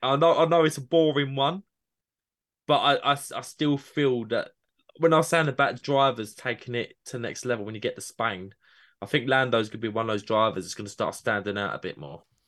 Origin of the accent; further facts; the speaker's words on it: United Kingdom; my British bias